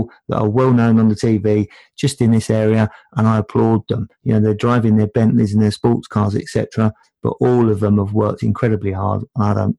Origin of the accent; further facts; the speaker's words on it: London, United Kingdom; moved away; I come from Tottenham's largest council estate